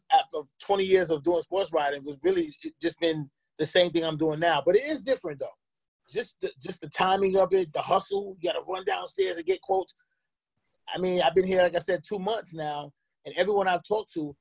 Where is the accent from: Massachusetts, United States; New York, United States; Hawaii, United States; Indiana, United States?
New York, United States; moved away as an adult; now in Atlanta, United States; I'm from New York